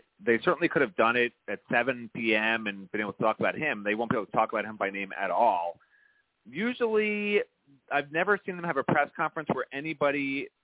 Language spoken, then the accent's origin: English; New York, United States; I'm a New Yorker